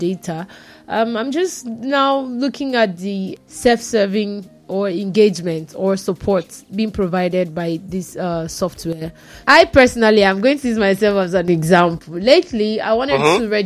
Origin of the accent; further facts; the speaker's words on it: Nigeria; I'm Nigerian.